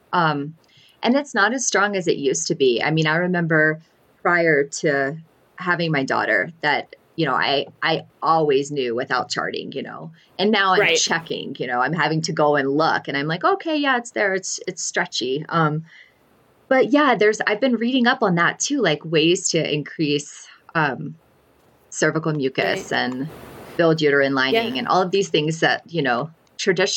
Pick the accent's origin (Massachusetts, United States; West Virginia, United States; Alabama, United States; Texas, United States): Alabama, United States; also born or lived in northern New Mexico; now in New Mexico, United States; I'm actually from Alabama